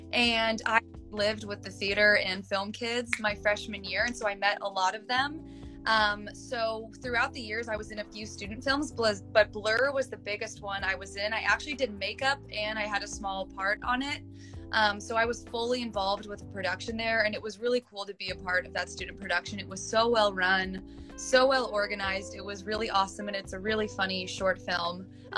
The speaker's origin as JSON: {"language": "English", "region": "California", "country": "United States", "lives_now": "Los Angeles, United States", "said": "I came from Northern California. I didn't know anyone in LA."}